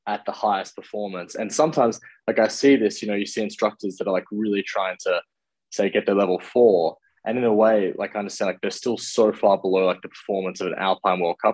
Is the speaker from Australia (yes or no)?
yes; Australia; as an Aussie racer